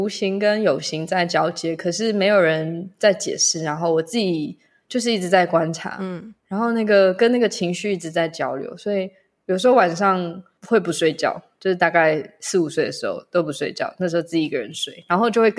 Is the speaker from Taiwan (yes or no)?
yes; Taiwan; first language English; Chinese is a second language; also born or lived in Malaysia; 出生在马来西亚，在台湾长大的时间大概有五六年吧，但是一直是在一个西洋教育系统里面，所以我的母语是英文，在家里讲中文